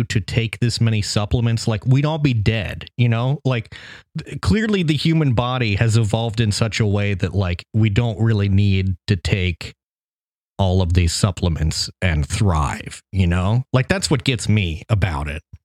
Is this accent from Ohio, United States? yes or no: yes; Southern Ohio, United States; I grew up in Southern Ohio across the river from Kentucky